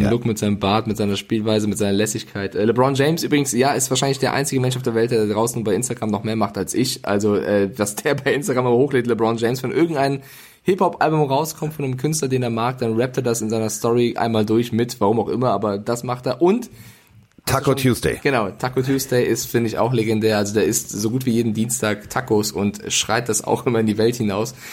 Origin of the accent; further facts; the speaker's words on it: Bavaria, Germany; accent: Franconian; weil ich komme ja auch aus Franken, aber ich habe Logopäden vor drei Jahren und habe das fränkische R ähm, ja, abtrainiert, damit ich schön sprechen kann beim Fernsehen.